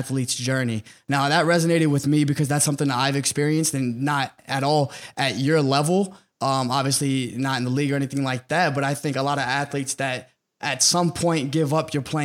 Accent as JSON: {"language": "English", "region": "Texas", "country": "United States", "said": "I'm from Texas, so football in Texas was literally, it was religion."}